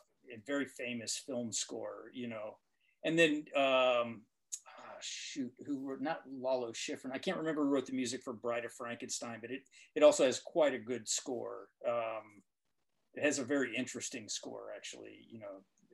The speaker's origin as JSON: {"language": "English", "region": "the South", "country": "United States", "tie": "born or raised there", "said": "as a kid growing up in the South, it's like I had another book."}